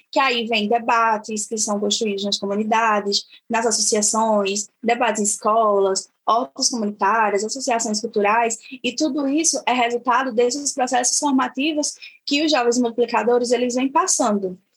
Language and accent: Portuguese; Triunfo, Pernambuco, Brazil; sou da comunidade quilombola aqui em Triunfo, que é a comunidade quilombola de Águas Claras